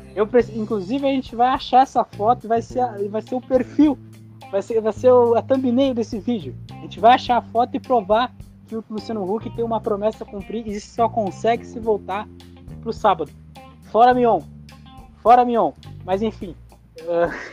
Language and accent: Portuguese; Brazil; nós, como brasileiros